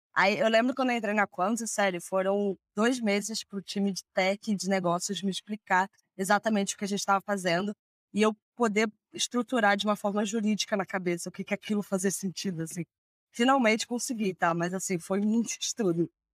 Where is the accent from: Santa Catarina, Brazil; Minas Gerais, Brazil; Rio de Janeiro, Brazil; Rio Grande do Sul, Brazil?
Rio de Janeiro, Brazil; moved away as an adult; now in São Paulo, Brazil; Eu sou do Rio